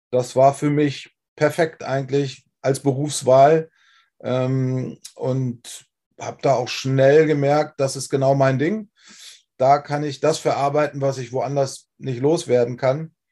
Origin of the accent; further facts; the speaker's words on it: Wolfsburg, Lower Saxony, Germany; Ähm, ich bin 30 Jahre lang Frontmann dieser Band gewesen und bin aufgewachsen in Wolfsburg. Ja, also die Stadt, die man von Volkswagen her kennt. Ähm, ziemlich industriell geprägt.